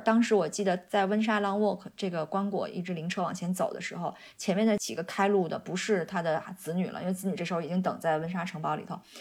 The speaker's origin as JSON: {"language": "Chinese", "country": "China", "moved": "yes", "lives_now": "United Kingdom", "said": "我们中国人"}